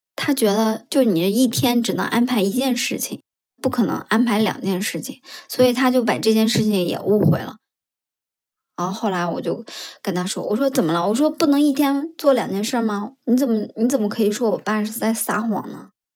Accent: Shanxi, China; now in Beijing, China; 我是山西人

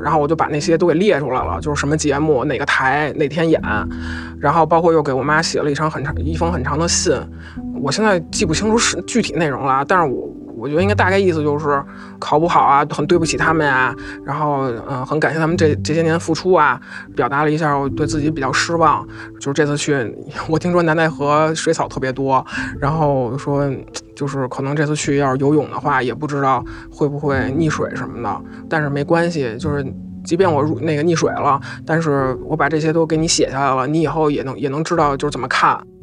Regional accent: Beijing, China; 我是一个北京人。北京这边的环境确实没有那么的压抑

